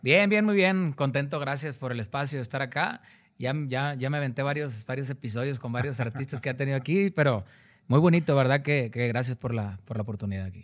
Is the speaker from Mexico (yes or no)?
yes; Cadereyta Jiménez, Nuevo León, Mexico; Yo soy de un lugar que se llama Cadereyta Jiménez, Nuevo León